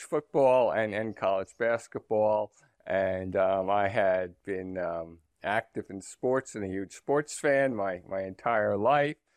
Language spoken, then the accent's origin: English; New Jersey, United States; I was born in New Jersey and my, um, and most of my family lived in the New York metropolitan area